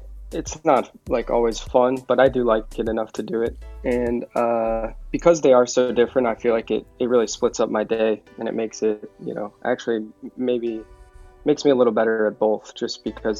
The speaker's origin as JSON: {"language": "English", "town": "Cleveland", "region": "Ohio", "country": "United States", "said": "I'm 26. I'm from Cleveland."}